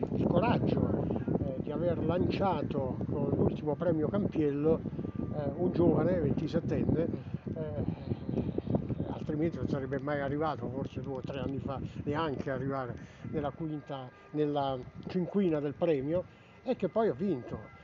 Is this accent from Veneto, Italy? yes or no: no; Tivoli, Lazio, Italy; noi che ci siamo nati